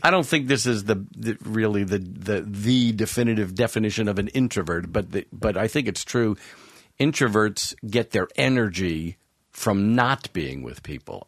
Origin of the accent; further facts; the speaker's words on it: Long Island, New York, United States; I grew up on Long Island, suburbs of New York